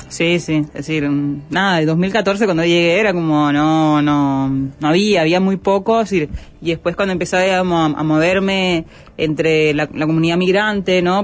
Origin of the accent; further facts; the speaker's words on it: Holguín, Cuba; moved away as an adult; also born or lived in Havana; now in Uruguay; Holguinera, eh, todo mi, mi crecimiento